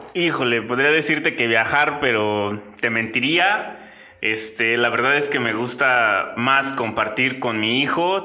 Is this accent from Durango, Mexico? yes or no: no; Guanajuato, Mexico; Salí de Guanajuato de donde soy originario